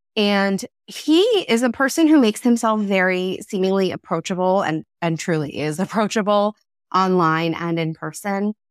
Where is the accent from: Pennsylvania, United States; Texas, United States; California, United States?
Pennsylvania, United States; Philadelphia; now in Massachusetts, United States; a woman who was born and raised in the Philadelphia area